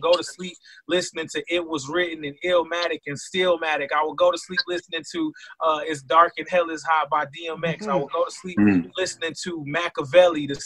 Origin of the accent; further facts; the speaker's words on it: Flint, Michigan, United States; born and raised in Flint, Michigan